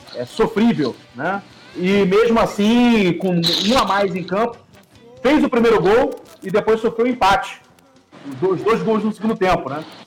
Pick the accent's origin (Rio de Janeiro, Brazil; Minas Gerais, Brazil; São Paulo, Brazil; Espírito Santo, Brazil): Rio de Janeiro, Brazil; Niterói; aqui em Niterói, sou de Niterói